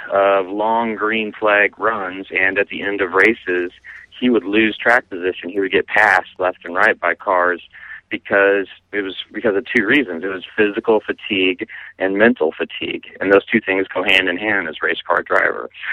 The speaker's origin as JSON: {"language": "English", "town": "Lincoln", "region": "Nebraska", "country": "United States", "tie": "born or raised there", "said": "I grew up in Lincoln, and I went to high school with his son Jeff Solich"}